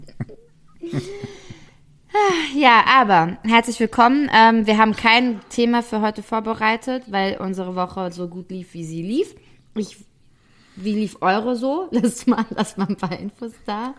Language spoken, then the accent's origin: German; Frankfurt, Hesse, Germany; für mich als Frankfurterin